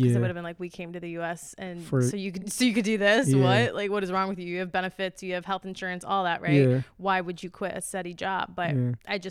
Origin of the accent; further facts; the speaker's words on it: Sterling Heights, Michigan, United States; also born or lived in Vienna, Austria / Warren, Michigan; I grew up in Warren and then we moved to Sterling Heights.